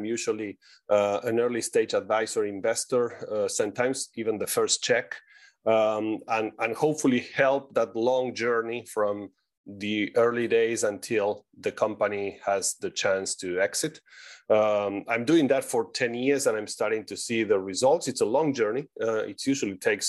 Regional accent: Argentina; moved away; I'm originally from Argentina. That's why my exotic accent

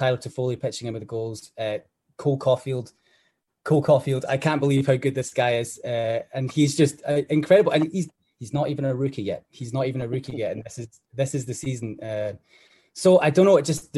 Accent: Scotland, United Kingdom; I'm from Scotland, so I stay just outside Stirling

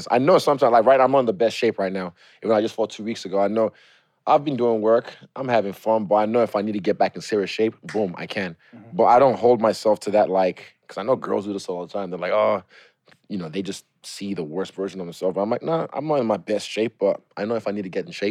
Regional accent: Lagos, Nigeria; So it's Lagos boy. I was born in Lagos.

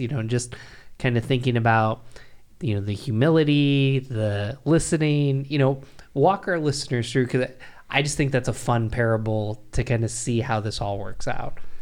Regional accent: Binghamton, New York, United States; I grew up in Binghamton, New York, which is where I'm from

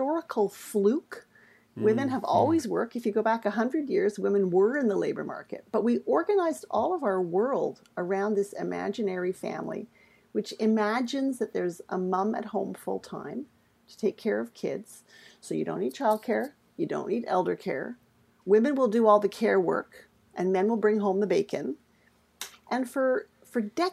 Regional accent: Winnipeg, Manitoba, Canada; I'm from Winnipeg, eh

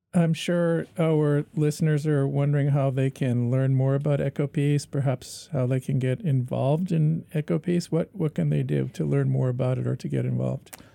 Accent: Canada; we're Canadian

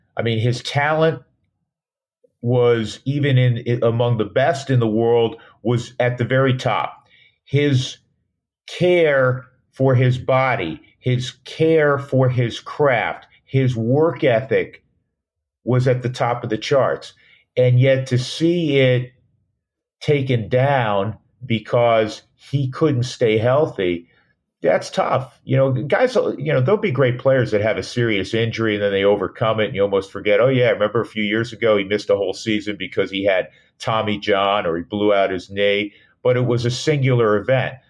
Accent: Westchester County, New York, United States; moved away; I grew up in Westchester County as a Mets fan, a diehard Mets fan

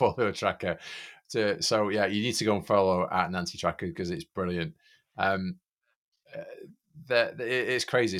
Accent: United Kingdom; I'm British.

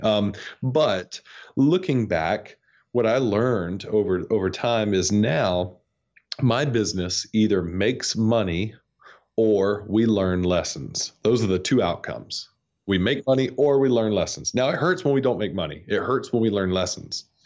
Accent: North Georgia, United States; moved away; I grew up in North Georgia, where it's cold all the time

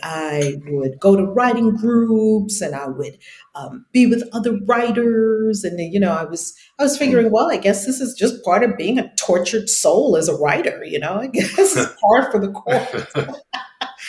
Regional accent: New York, United States; moved away; some of my writing appeared in the New York Times when I was in high school, because I'm from New York originally

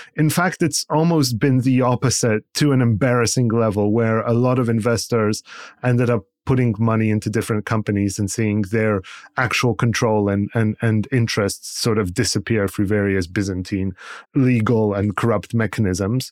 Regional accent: Poland; moved away; somebody who is from Poland, who spent a big part of their life growing up in Poland

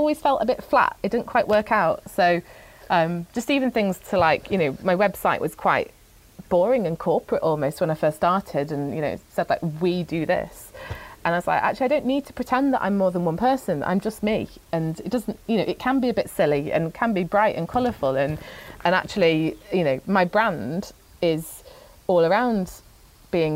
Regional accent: Manchester, North West England, United Kingdom; I was born in Wythenshawe, just outside of Manchester.

